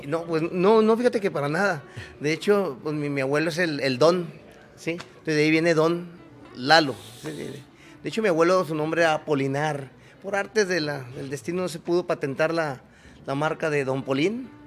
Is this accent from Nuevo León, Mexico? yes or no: no; Delicias, Chihuahua, Mexico; moved away as an adult; also born or lived in Sierra Madre; a mí me tocó nacer en, yo soy originario de Chihuahua